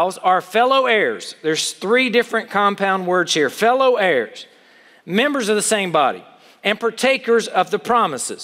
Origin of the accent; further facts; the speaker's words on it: United States; as an American